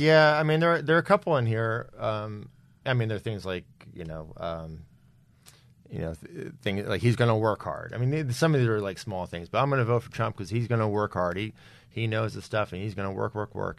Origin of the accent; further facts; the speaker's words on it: New Jersey, United States; also born or lived in Philadelphia; I was born in Philadelphia, uh, early seventies, grew up in New Jersey